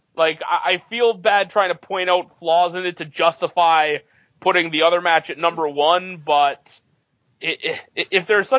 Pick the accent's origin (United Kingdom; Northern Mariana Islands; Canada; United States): Canada; talked before about, you know, the 9-year-old Canadian kid and how, like, being a sports fan in 97 as a Canadian was not really you did not have a ton of good stuff happening.